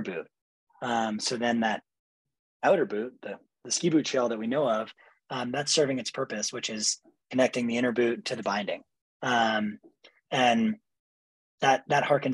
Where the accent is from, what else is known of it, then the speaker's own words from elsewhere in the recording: New Hampshire, United States; I grew up skiing in New Hampshire